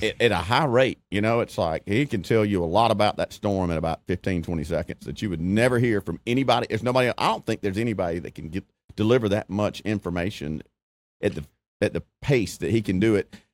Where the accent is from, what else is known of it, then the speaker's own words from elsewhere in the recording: Alabama, United States; growing up in Alabama, even going to school at Troy.